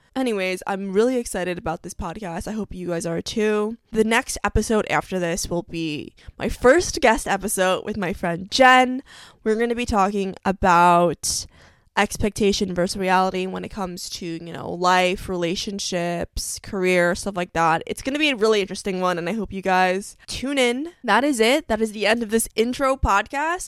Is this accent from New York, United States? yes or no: yes; New York, United States; I'm from New York